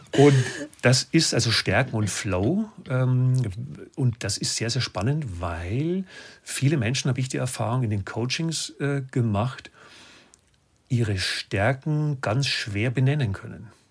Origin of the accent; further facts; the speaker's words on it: Lower Bavaria, Germany; Ich komme aus Bayern